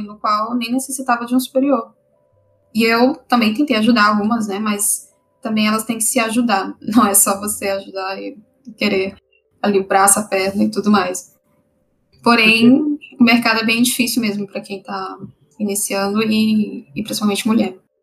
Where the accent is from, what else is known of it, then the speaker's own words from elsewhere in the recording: Brasília, Federal District, Brazil; moved away; eu sou de Brasília, tentei passar pela UNB